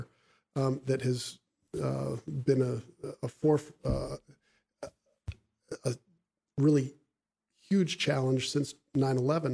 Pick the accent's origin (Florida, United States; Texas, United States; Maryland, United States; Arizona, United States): Maryland, United States; Bethesda; also born or lived in Buffalo, New York; They moved to Bethesda, Maryland, which is where I grew up